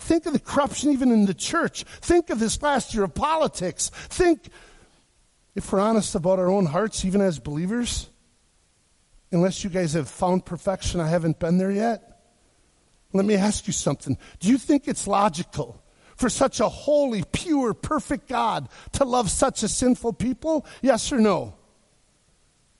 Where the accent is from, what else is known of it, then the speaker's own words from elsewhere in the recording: Wisconsin, United States; I grew up in Wisconsin